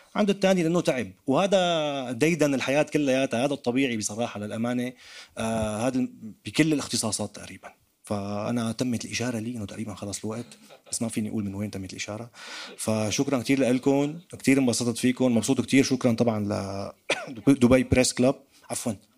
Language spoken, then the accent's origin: Arabic; Damascus, Damascus Governorate, Syria; accent: Damascene; now in France; كسوري كدمشقي حتى حتى ربطوا لي لهجتي بباب الحاره